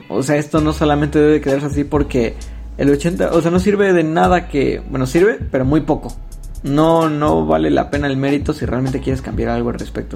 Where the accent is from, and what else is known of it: Mexico